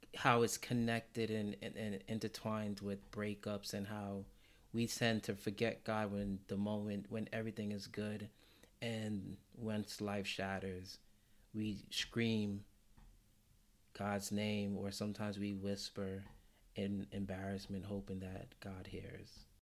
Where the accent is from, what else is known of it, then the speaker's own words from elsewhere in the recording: New York, United States; as a New Yorker